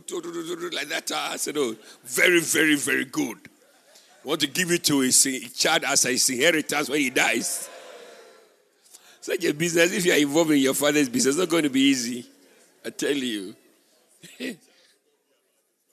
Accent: Winneba, Central Region, Ghana; moved away; I went to my hometown, Winneba

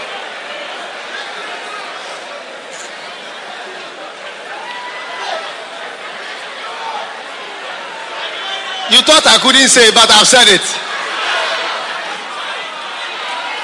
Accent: Accra, Greater Accra, Ghana; My hometown is Jamestown, British Accra.

